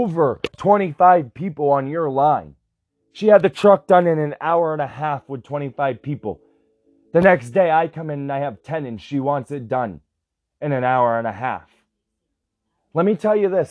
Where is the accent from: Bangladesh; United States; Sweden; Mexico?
United States; I'm an American citizen.